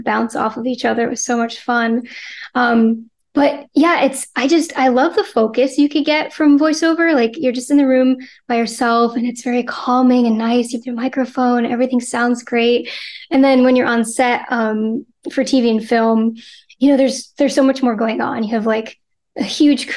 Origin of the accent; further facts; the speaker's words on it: New Haven, Connecticut, United States; I'm from Connecticut. Yeah, I'm from New Haven.